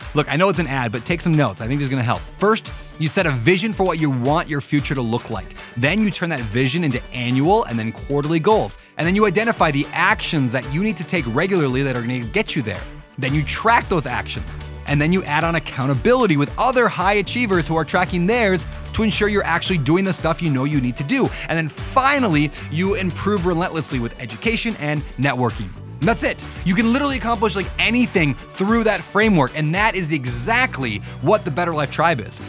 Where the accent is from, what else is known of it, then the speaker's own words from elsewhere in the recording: United States; as an American